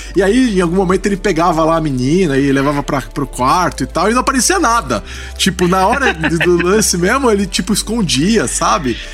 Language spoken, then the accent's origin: Portuguese; Brazil; a gente é brasileiro